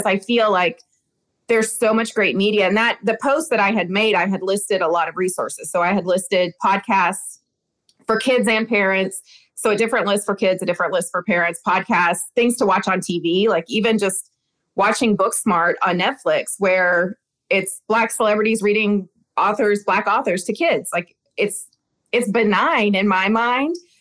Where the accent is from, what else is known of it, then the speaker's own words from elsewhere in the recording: the South, United States; I'm from the South